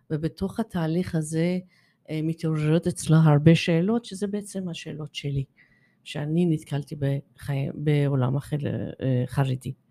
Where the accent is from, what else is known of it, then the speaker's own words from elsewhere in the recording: Iran; now in Israel; אמ, אין קשר, אבל יש קשר מאיפה, מאיפה שאני באה. אני שעליתי ארצה